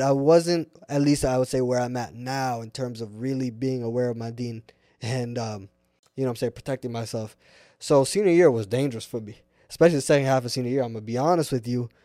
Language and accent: English; Seattle, Washington, United States; also born or lived in Irvine, California / Puyallup, Washington; I'm born and raised here, Seattle